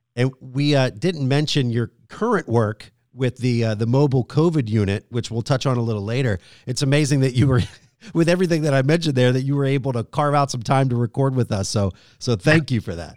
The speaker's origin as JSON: {"language": "English", "town": "Pittsburgh", "region": "Pennsylvania", "country": "United States", "tie": "born or raised there", "moved": "as an adult", "lives_now": "Harrisburg, United States", "said": "I grew up in the Pittsburgh area."}